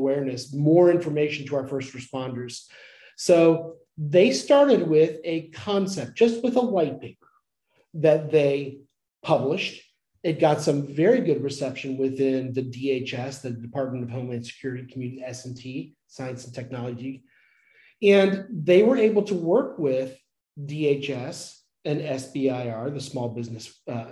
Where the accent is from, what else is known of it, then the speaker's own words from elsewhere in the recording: Dayton/Cincinnati area, Ohio, United States; moved away as an adult; now in North Carolina, United States; I'm from Ohio, from the Dayton, Cincinnati area, went to Miami University